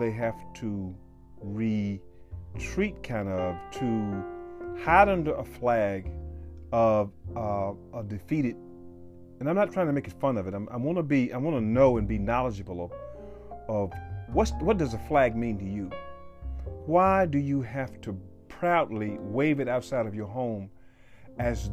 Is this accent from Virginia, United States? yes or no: yes; Danville, Virginia, United States; moved away as an adult; I'm originally from Danville, Virginia, and I grew up there, going to high school and left, went to college